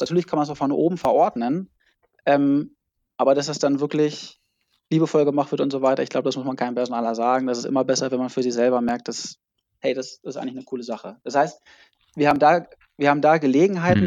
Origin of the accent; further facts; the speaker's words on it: near Hannover, Lower Saxony, Germany; moved away as an adult; also born or lived in Mannheim; now in near Hamburg, Germany; Ich, ich komme eigentlich aus der Nähe von Hannover, habe dann in Mannheim Psychologie und BWL studiert und wohne jetzt äh, bei Hamburg